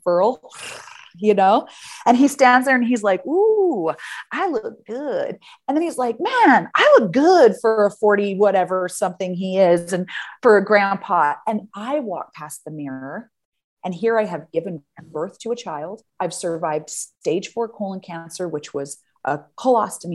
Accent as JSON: {"language": "English", "country": "United States", "moved": "as an adult", "lives_now": "Amsterdam, Netherlands", "said": "I'm an American who now lives in Amsterdam"}